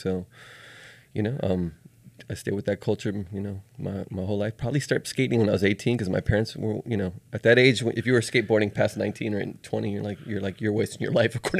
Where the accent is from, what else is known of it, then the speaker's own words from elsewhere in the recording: Miami, Florida, United States; now in Tallahassee, United States; I grew up in Miami in the 70s and 80s